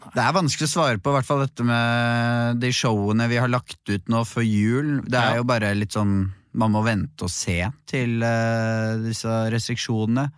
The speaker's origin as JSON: {"language": "Norwegian", "town": "Bærum", "region": "Akershus", "country": "Norway", "tie": "born or raised there", "said": "jeg er fra Bærum"}